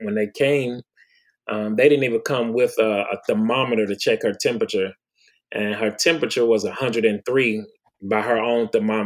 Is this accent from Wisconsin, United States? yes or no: yes; Milwaukee, Wisconsin, United States; moved away as an adult; also born or lived in Clarksdale, Mississippi / Prince George, Virginia; I was born in Clarksdale, Mississippi, raised in Milwaukee, Wisconsin